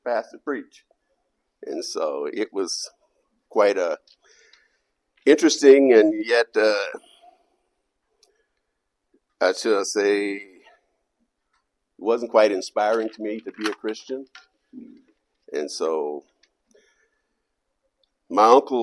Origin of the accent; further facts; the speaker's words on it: the South, United States; moved away; I grew up in the South in the Bible Belt